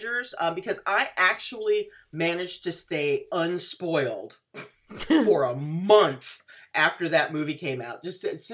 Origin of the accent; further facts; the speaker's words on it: Washington, United States; my home state